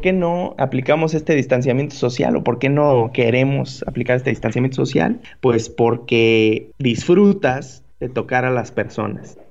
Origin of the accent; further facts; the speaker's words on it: Mexico; como mexicanos que somos